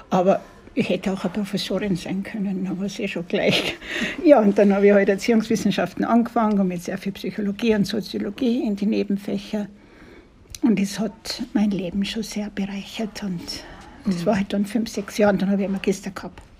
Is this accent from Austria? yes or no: yes; Kitzbühel, Tyrol, Austria; Ich komme aus Tirolern, aus Kitzbühel und habe die Fahrt natürlich sehr genossen.